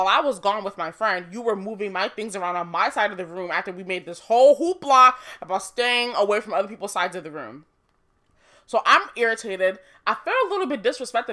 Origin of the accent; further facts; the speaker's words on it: Nigeria; I'm Nigerian. Proud of it. My mom is also Nigerian